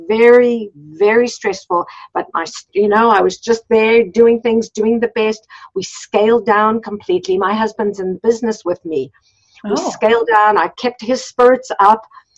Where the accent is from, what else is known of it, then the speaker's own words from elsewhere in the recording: South Africa; moved away as an adult; So when we came from South Africa, we came with very little money. I had two young children and my husband had been a pharmacist in South Africa, but he wasn't licensed here